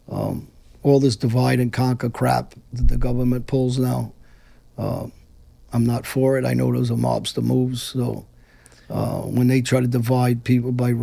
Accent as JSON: {"language": "English", "town": "New York City", "region": "New York", "country": "United States", "said": "I come from Brooklyn"}